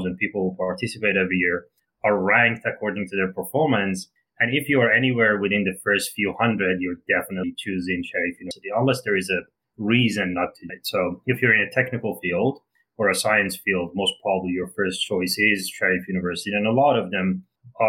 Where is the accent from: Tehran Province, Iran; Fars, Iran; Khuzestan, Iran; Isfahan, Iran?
Fars, Iran; near Shiraz; moved away; I am actually from south of Iran, near a city called Shiraz, which is very similar to the famous wine. So I grew up in a relatively small town, maybe about 100,000